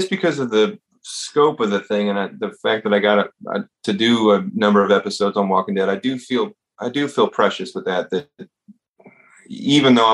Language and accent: English; the South, United States; growing up in the South, and you